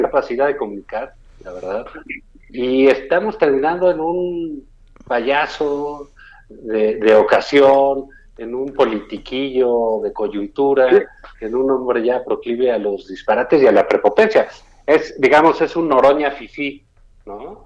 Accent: Mexico

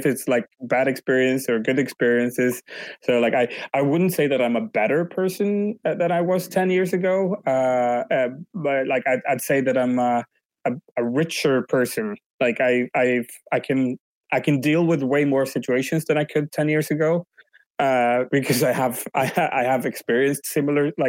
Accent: Umeå, Västerbotten County, Sweden; first language Swedish; English is a second language; moved away as an adult; also born or lived in London, England; now in Barcelona, Spain; at the moment I'm in Umeå, which is my hometown up north in Sweden

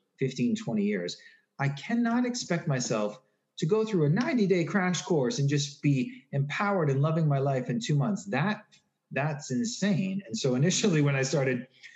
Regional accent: Newton, Massachusetts, United States; I grew up in Newton, Massachusetts

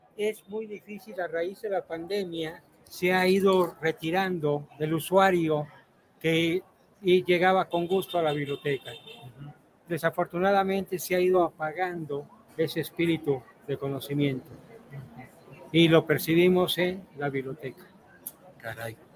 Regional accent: State of Mexico, Mexico; Vengo desde el Estado de México.

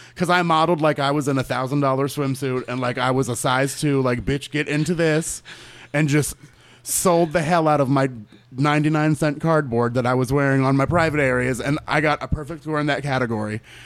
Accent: Orlando, Florida, United States; Born and raised in Orlando

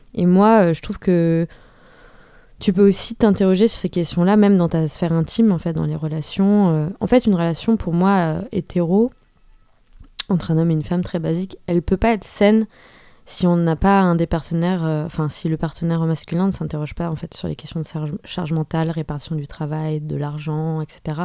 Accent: France; je suis française, issue d'une famille quand même aisée

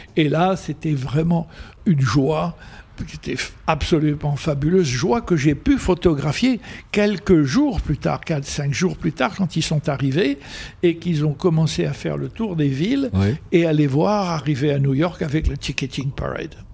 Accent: Algeria; first language Arabic; French is a second language; moved away; also born or lived in United States / France; quand j'étais gosse, 4 ans, 5, 6 ans. Mhm. Je jouais dans le bled et ma première langue, c'était l'arabe avec mes petits copains.

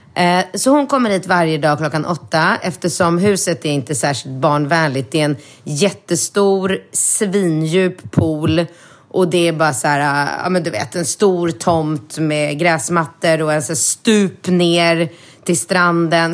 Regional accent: Sweden; moved away as an adult; now in Thailand; jag bor här januari, februari och inte hemma i Sverige

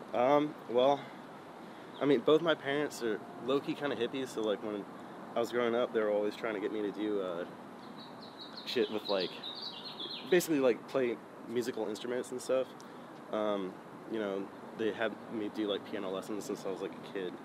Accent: San Jose, California, United States; I was born in San Jose, uh, grew up there

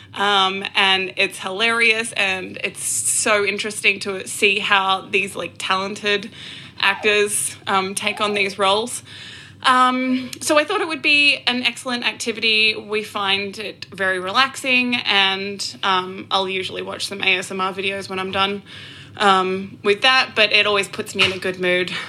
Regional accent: Australia; now in Tulsa, United States; I am an Australian living in Tulsa.

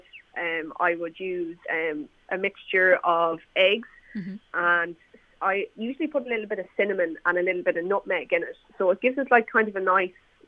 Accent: Mayo, Connacht, Ireland; also born or lived in Galway; I work in Galway myself, but I'm from Mayo

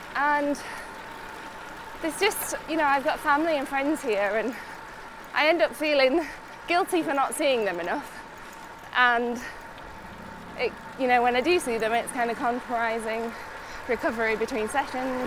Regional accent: Otley, Yorkshire and the Humber, United Kingdom; moved away as an adult; now in Monaco; I grew up in Otley my whole life.

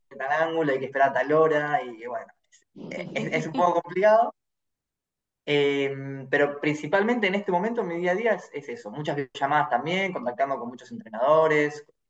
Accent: Argentina; soy argentino y tomo mate

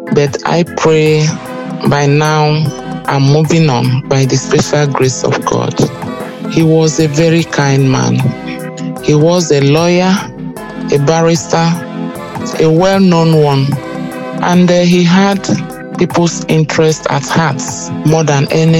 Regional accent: Enugu State, Nigeria; I hail from Enugu State

